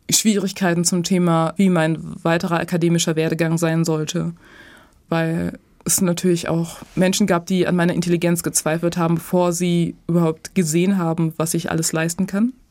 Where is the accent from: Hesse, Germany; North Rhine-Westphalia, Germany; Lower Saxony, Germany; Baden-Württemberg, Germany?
North Rhine-Westphalia, Germany; Dorsten; ich bin in Dorsten tatsächlich zur Schule gegangen und aufgewachsen.